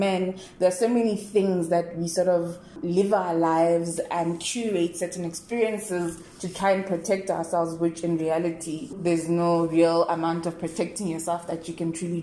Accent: South Africa; how we treat the community as South African people

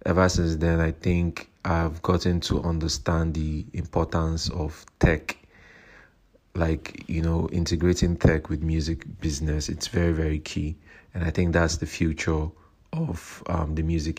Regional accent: Nigeria; I'm a Nigerian rapper

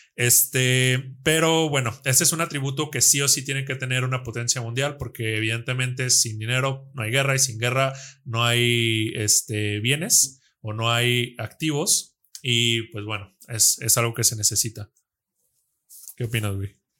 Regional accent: Mexico; nosotros como mexicanos, como latinos, como hermanos, nosotros en México

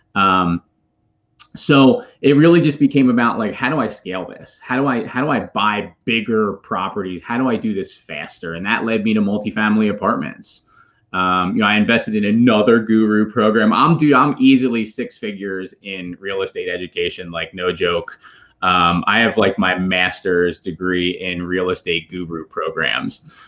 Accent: Philadelphia, Pennsylvania, United States; now in Charlotte, United States; I'm from the Greater Philadelphia area. I live with my family now in Charlotte, North Carolina.

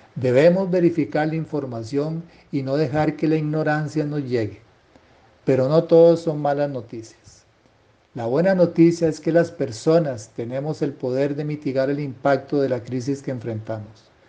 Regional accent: Costa Rica; como ciudadano costarricense

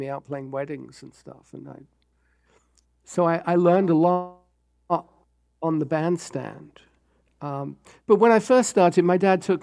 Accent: London, United Kingdom; moved away as an adult; also born or lived in New York, United States; now in Los Angeles, United States; I grew up in London

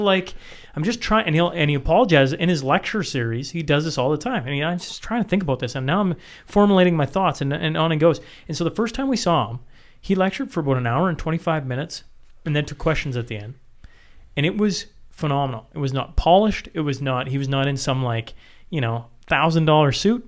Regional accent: Canada; as a Canadian citizen

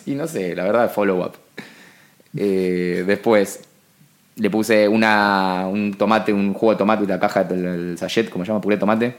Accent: Buenos Aires, Argentina; porteños de eh, clase alta como nosotros

